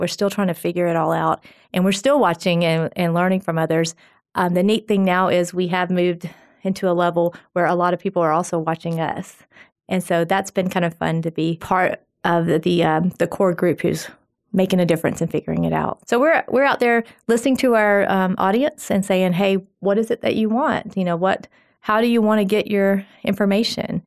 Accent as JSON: {"language": "English", "town": "Phil Campbell", "region": "Alabama", "country": "United States", "tie": "born or raised there", "said": "I am a farm girl from Phil Campbell, Alabama."}